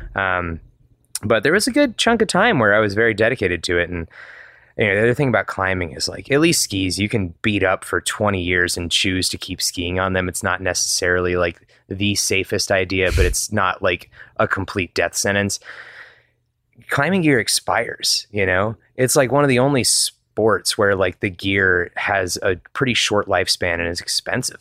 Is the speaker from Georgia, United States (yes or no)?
yes; Georgia, United States; also born or lived in Atlanta / Wheat Ridge, Colorado; now in Denver area, United States; I grew up in Georgia